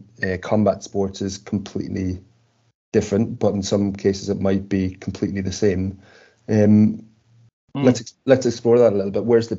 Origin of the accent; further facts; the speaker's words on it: Ireland; two Irishmen on a pod